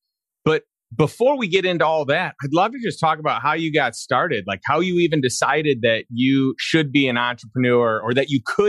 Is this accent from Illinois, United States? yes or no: yes; Chicago, Illinois, United States; also born or lived in St. Louis; now in Austin, United States; I'm from Chicago originally, then moved to St. Louis